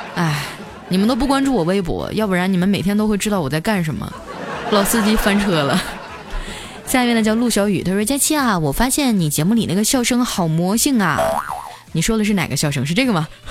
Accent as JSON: {"language": "Chinese", "region": "Heilongjiang", "country": "China", "tie": "born or raised there", "said": "我老家在黑龙江"}